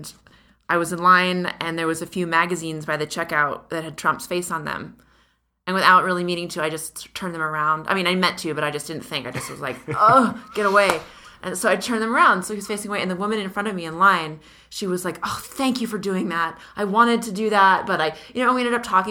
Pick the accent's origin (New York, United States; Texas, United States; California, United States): California, United States; where I grew up in California